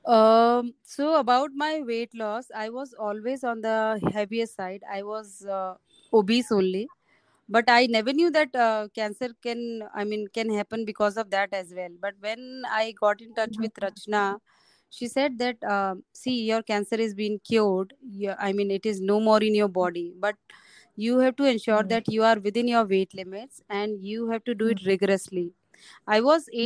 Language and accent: English; Rajasthan, India; I am from Rajasthan